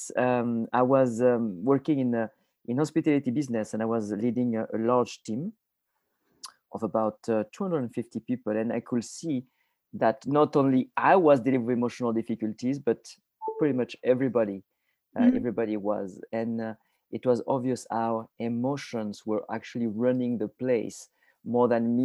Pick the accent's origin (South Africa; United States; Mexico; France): France; a tiny village in the south of France; moved away; I am originally from France. I was born in a tiny village in the south of France, about 3 hours north of Barcelona.